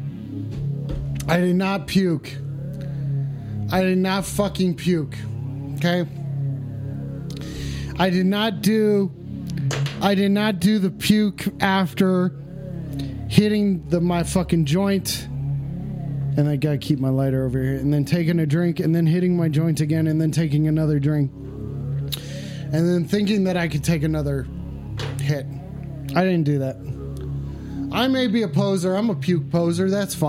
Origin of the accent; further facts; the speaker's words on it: Utah, United States; I was born in Utah